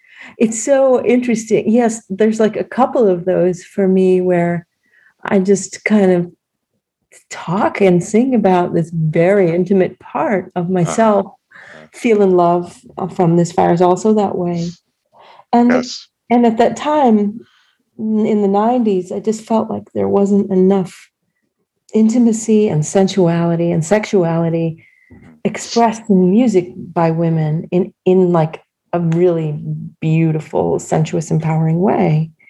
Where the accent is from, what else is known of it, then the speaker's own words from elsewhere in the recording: New England, United States; No, because I am from New England, you know.